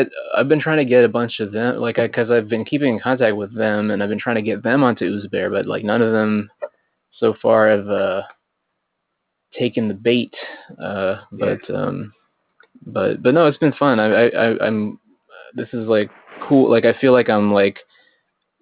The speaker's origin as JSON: {"language": "English", "town": "Cincinnati", "region": "Ohio", "country": "United States", "said": "I am from Cincinnati"}